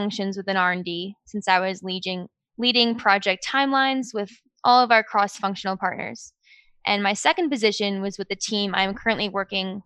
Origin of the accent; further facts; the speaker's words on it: Westchester, New York, United States; So I grew up in Westchester, New York. I lived in New York all my life